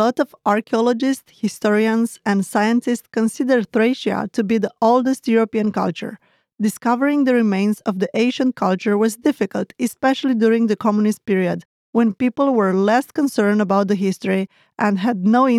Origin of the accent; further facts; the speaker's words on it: Moldova; accent: Moldovan; English is a second language; also born or lived in Transylvania; now in Romania; In my case, I'm from Moldova, and at home I spoke with a Moldovan accent. When I moved to Transylvania, people could tell I was from Moldova by my accent.